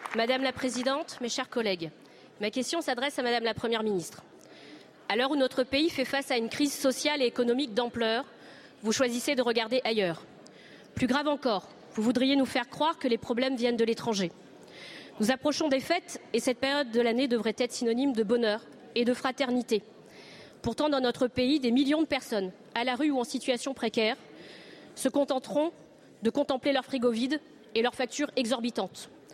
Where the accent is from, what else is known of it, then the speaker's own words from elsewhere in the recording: Réunion; Chez moi, à La Réunion